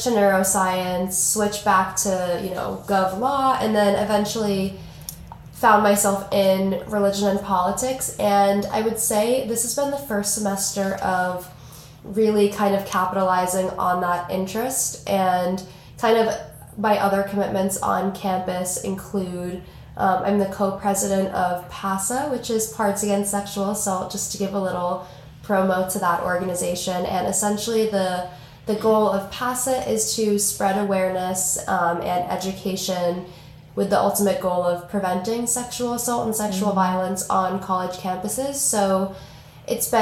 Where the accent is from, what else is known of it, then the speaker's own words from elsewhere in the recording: Boston, Massachusetts, United States; I am a junior from Boston, Massachusetts